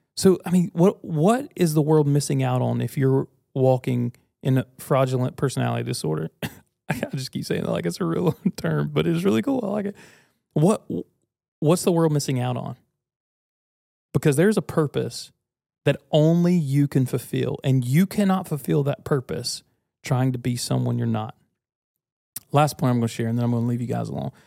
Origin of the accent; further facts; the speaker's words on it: United States; I was born American.